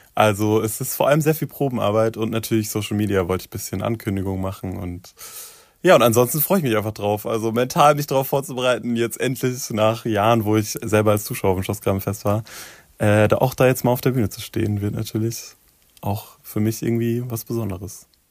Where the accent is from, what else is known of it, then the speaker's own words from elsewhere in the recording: Darmstadt, Hesse, Germany; in Darmstadt, wo ich aufgewachsen bin